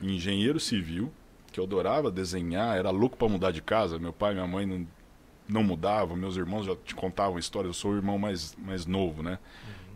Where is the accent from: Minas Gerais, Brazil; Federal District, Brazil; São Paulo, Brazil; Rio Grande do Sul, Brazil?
São Paulo, Brazil; São José do Rio Pardo; accent: interior